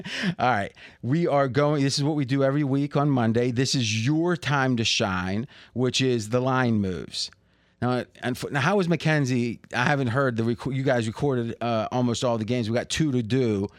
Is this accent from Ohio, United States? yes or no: yes; Ohio, United States; I swear, I grew up in Ohio.